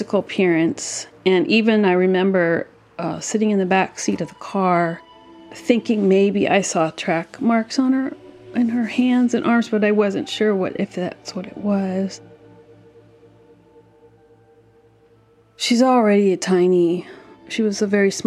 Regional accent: Berkeley, California, United States; I was born and raised in Berkeley, California

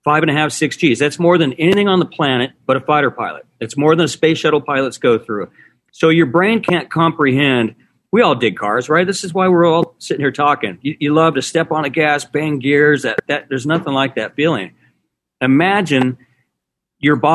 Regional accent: San Luis Obispo, California, United States; San Luis Obispo, is where I grew up on the Central Coast

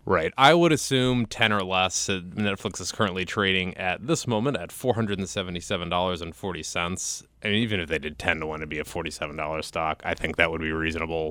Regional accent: Ohio, United States; my hometown in Ohio

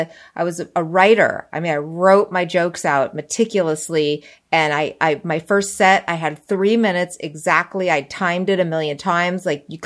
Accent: New York, United States; born there; also born or lived in Spokane / Springfield; now in Los Angeles, United States; I was born in New York.

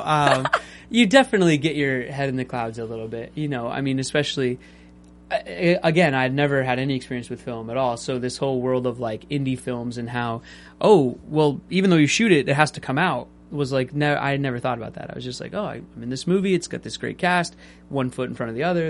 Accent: Seattle, Washington, United States; I was raised in Seattle

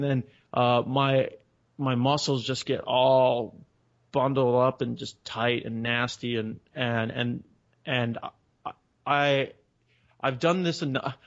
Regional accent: Chicago, Illinois, United States; moved away as an adult; now in San Diego, United States; I grew up in Chicago.

